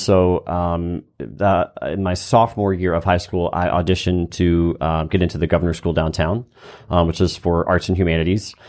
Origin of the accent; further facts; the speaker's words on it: Easley, South Carolina, United States; growing up in Easley, South Carolina